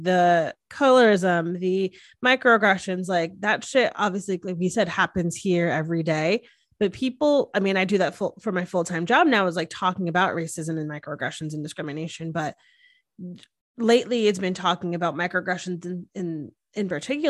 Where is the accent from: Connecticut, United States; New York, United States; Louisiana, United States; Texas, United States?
Connecticut, United States; Hamden; moved away; theater was so big in Hamden where we grew up